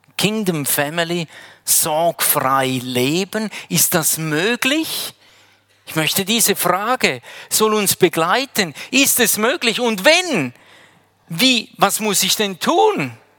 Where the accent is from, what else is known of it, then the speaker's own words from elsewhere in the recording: Heiden, Appenzell Ausserrhoden, Switzerland; moved away as an adult; now in Wädenswil, Switzerland; Ich komme ursprünglich aus Heiden